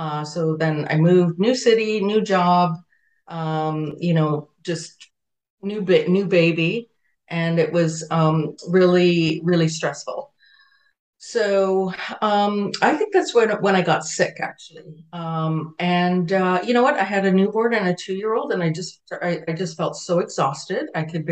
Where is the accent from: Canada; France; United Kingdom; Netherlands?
Canada; also born or lived in Jamaica; So I was born in Jamaica. I was born in Jamaica. I've been in Canada. I came to Canada before I was 10.